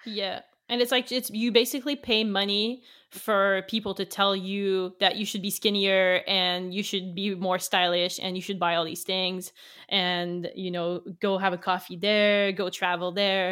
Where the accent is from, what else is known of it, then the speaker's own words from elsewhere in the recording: Canada; English is a second language; I'm French Canadian, so I'm from the French part of the country. Um, so English is my second language